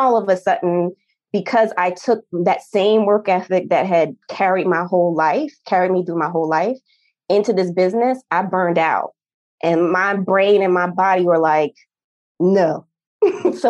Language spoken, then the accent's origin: English; New Jersey, United States; moved away; I'm from New Jersey originally